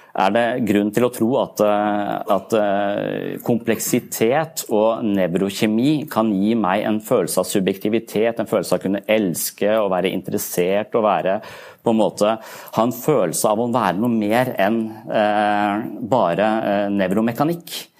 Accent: Eastern Norway, Norway; moved away; Jeg vokste opp på Østlandet.

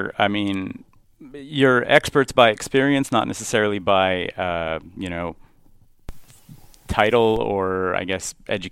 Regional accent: Montreal, Quebec, Canada; I grew up in Montreal

